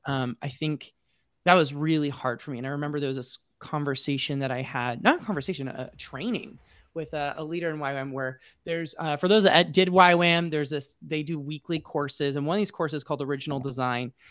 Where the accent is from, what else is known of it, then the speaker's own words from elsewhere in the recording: Colorado Springs, Colorado, United States; moved away as an adult; now in Atlanta, United States; I grew up in Colorado Springs, so very evangelical